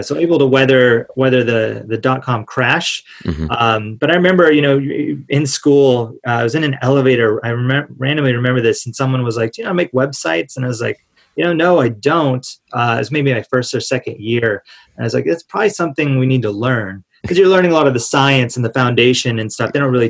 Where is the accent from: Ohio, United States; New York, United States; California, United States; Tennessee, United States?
California, United States; Yeah, grew up most of my life in Southern California. My family's from there. Moved around a bit as a kid, as my dad was in the Air Force